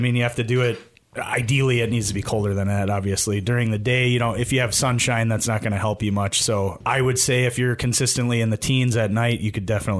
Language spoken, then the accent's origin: English; Brookfield, Wisconsin, United States; Yeah, I grew up in just outside of Milwaukee in Brookfield, actually, and I played hockey my whole life through high school and then in men's leagues until moving up here in 2017.